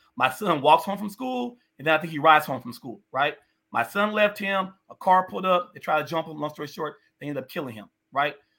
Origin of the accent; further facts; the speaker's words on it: North Las Vegas, Nevada, United States; I literally grew up, born and raised in the city of North Las Vegas.